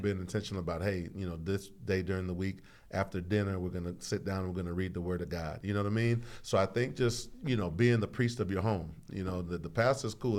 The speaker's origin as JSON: {"language": "English", "town": "Houston", "region": "Texas", "country": "United States", "tie": "born or raised there", "also_born_or_lived": "Saint Croix, US Virgin Islands", "said": "I was born in Saint Croix, raised in the southeast side of Houston, Texas"}